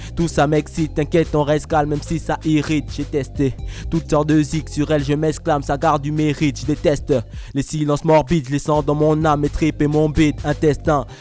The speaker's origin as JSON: {"language": "French", "country": "Gabon", "tie": "born or raised there", "moved": "yes", "lives_now": "Toulouse, France", "said": "je suis né ici, j'ai grandi de mes 0 à mes 3 ans donc. Après, j'ai grandi au Gabon"}